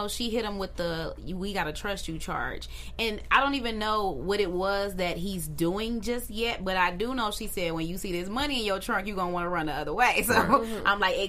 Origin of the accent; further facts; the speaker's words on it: Detroit, Michigan, United States; I'm from Detroit and we don't have that.